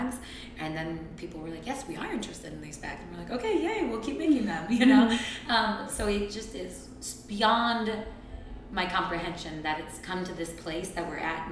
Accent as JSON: {"language": "English", "town": "Hudson", "region": "Ohio", "country": "United States", "tie": "born or raised there", "also_born_or_lived": "Twinsburg, Ohio / Akron, Ohio / Cleveland, Ohio", "said": "I grew up in Twinsburg and then Hudson and then moved away for college."}